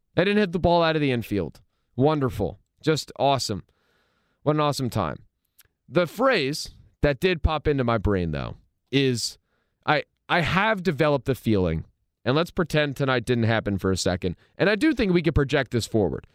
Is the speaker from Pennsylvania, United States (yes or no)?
yes; Philadelphia, Pennsylvania, United States; I'm a Philadelphian.